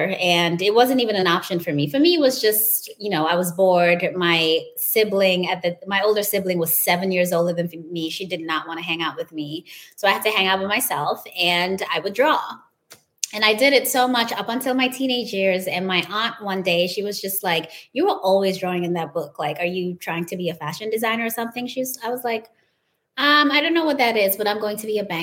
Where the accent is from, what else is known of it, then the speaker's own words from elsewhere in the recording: Gambia; moved away as an adult; also born or lived in New York; now in Miami, United States; I grew up in Gambia in West Africa